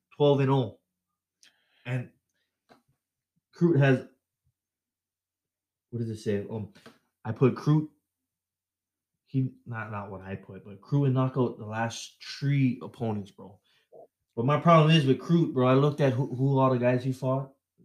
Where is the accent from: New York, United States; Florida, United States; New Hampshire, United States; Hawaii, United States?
Hawaii, United States; Waianae; his wife is from my hometown, Waianae, Hawaii.